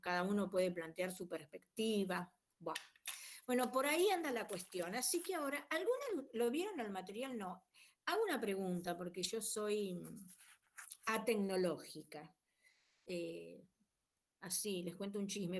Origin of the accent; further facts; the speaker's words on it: Rosario, Santa Fe, Argentina; soy de Rosario